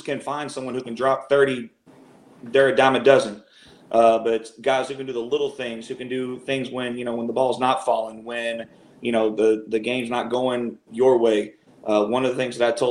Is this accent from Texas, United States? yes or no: yes; Houston, Texas, United States; moved away as an adult; now in Dallas, United States; I'm originally from the Houston area. Been here in the Dallas area ever since about 2010